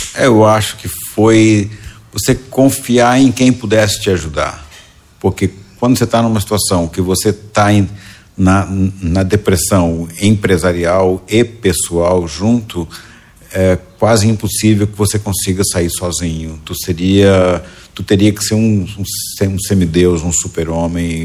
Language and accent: Portuguese; Goiás, Brazil; now in Santa Catarina, Brazil; eu nasci em Goiás